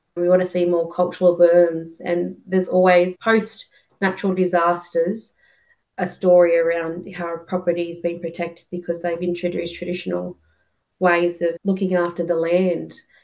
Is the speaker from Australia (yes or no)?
yes; Griffith, New South Wales, Australia; I grew up in Griffith and around like surrounding areas